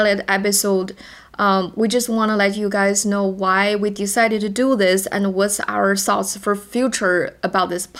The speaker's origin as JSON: {"language": "English", "country": "China", "first_language": "Chinese", "second_language": "English", "moved": "yes", "said": "my first language is not English. I am Chinese. My native language is Chinese"}